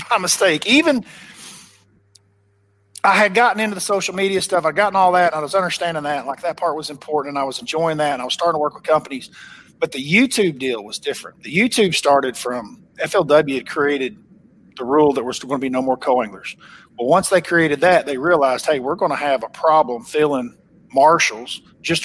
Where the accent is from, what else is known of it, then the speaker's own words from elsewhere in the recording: Oklahoma, United States; accent: Oklahoma; my Oklahoma accent's probably a little too thick